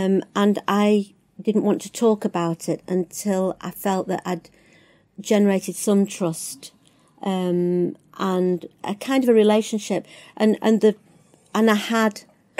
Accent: Littleborough, North West England, United Kingdom; born there; I don't even know Rochdale very well, even though, strangely enough, I was born there in Littleborough.

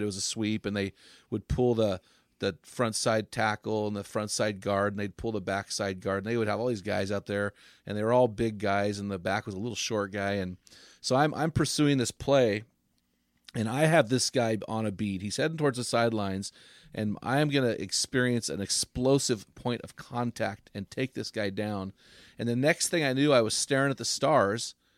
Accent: St. Louis, Missouri, United States; we grew up in Saint Louis

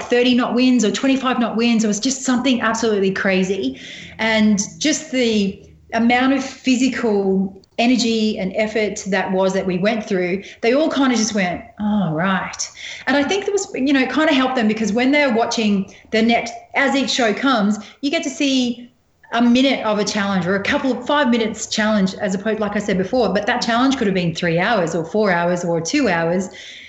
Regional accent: Australia; really natural looking photograph about just being the Aussie survivor.

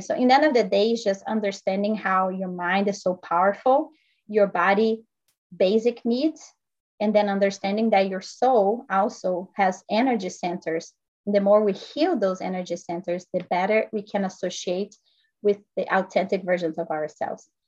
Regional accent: Brazil; now in United States; I'm actually originally from Brazil. I grew up playing tennis.

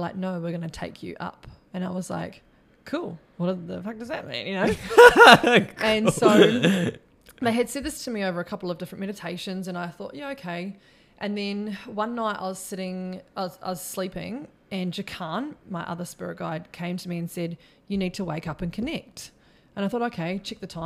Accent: New Zealand; also born or lived in Queensland; now in Australia; I'm just a Kiwi chick from New Zealand that grew up on a farm

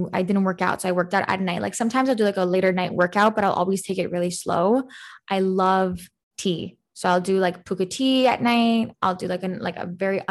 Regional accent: Canada; I'm not American, but I'm Canadian

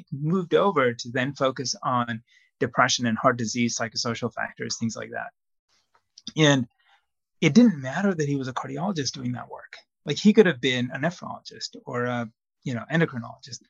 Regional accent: Zambia; moved away as an adult; now in United States; I grew up in Zambia, a small country in Southern Africa, and I did medical school there

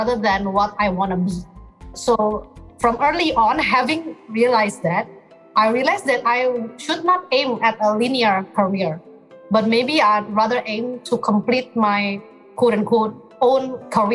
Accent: Jakarta, Indonesia; from Jakarta, Indonesia.

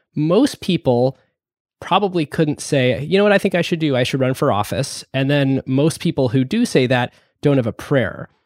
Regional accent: Cleveland, Akron area, Northeast Ohio, United States; now in Seattle, United States; I grew up in the Cleveland, Akron area in Northeast Ohio, too.

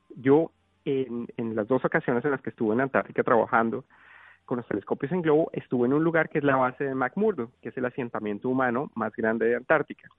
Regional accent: Colombia; yo vengo de un país tropical, yo vengo de Colombia, yo nací y crecí en Colombia

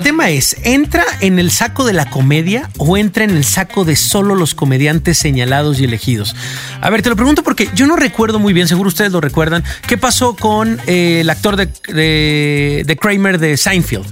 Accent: Mexico; nos unía como mexicanos

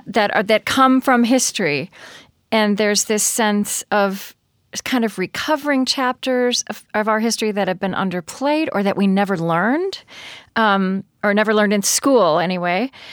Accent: Oklahoma, United States; I grew up in Oklahoma

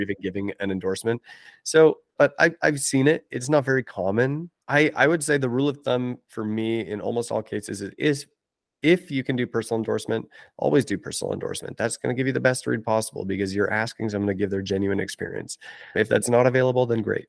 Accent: Canada; I'm Canadian

